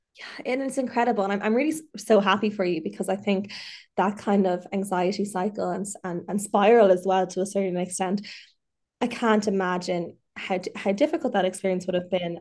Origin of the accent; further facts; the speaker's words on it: Dublin, Leinster, Ireland; also born or lived in Mayo; I'm from Dublin, but I lived in Mayo for the last year and a half. I've just moved back